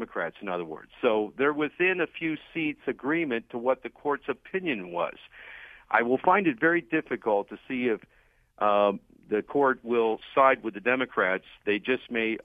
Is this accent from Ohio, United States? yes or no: yes; Summit County, Ohio, United States; I'm from Summit County